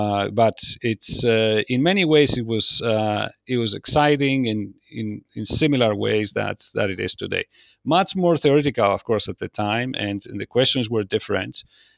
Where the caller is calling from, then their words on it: Athens, Attica, Greece; I'm here in Athens, actually, Greece today, and I'm joining in.